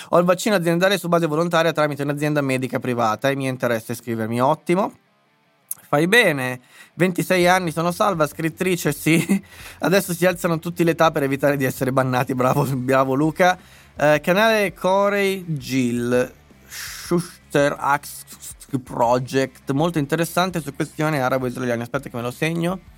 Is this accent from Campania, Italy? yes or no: no; Lombardy, Italy; born there; sono nato in Lombardia